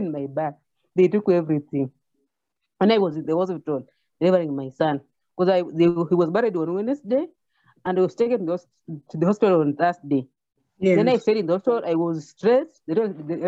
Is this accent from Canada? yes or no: no; Kenya; I'm from Kenya, African continent